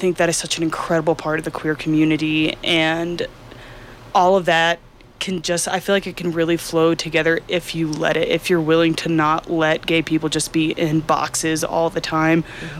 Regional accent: East Texas, United States; I grew up in East Texas at the rodeos and at church.

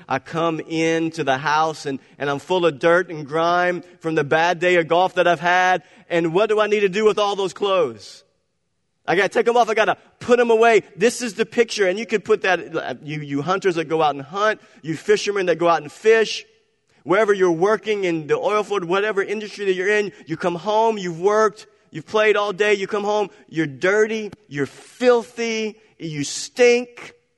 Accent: Cajun, Louisiana, United States; I'm a Cajun.

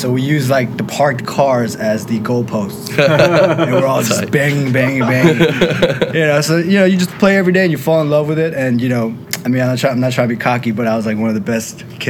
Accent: South Korea; now in Los Angeles, United States; I was born in Korea.

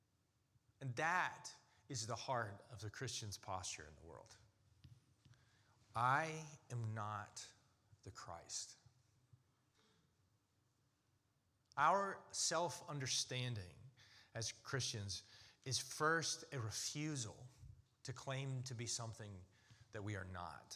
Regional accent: United States; as an American

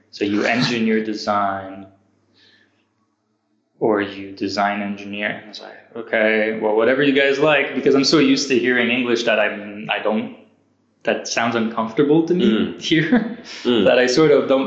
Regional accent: Canada; moved away; also born or lived in California, United States / Montreal, Canada; I'm not American, Canadian

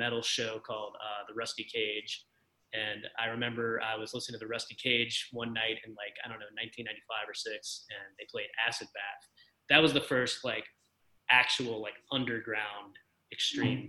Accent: Baton Rouge, Louisiana, United States; I grew up, you know, I grew up in Baton Rouge, Louisiana, and I grew up on the outskirts of town

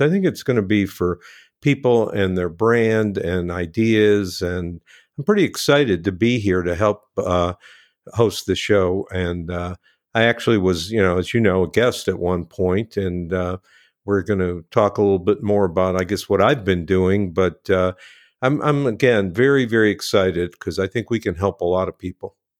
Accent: Cleveland, Ohio, United States; I grew up in Cleveland

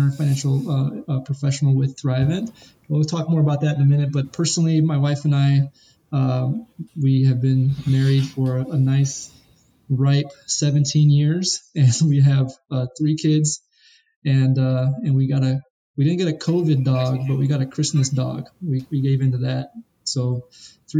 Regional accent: Chicago, Illinois, United States; I'm a Chicago native. I grew up born and raised in Chicago.

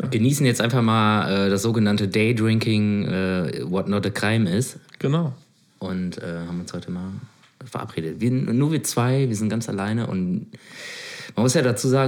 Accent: Switzerland; also, bin Schweizer.

